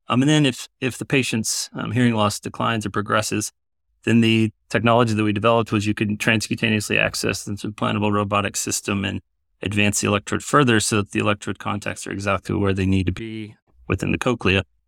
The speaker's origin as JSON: {"language": "English", "region": "South Texas", "country": "United States", "tie": "born or raised there", "also_born_or_lived": "San Antonio, Texas / Iowa City, Iowa", "moved": "as an adult", "lives_now": "Iowa, United States", "said": "I grew up in South Texas"}